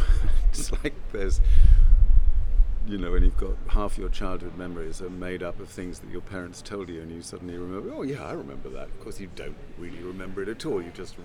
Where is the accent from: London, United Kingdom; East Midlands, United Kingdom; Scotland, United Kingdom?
London, United Kingdom; London. Hampstead. Lovely childhood. Uncomplicated, happy. 400 yards away from Hampstead Heath.